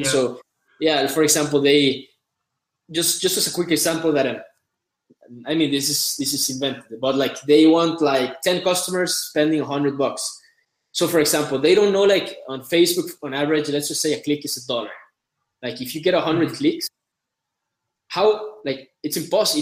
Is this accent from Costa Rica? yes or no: yes; Costa Rica; I'm from Costa Rica. I've lived here all my life.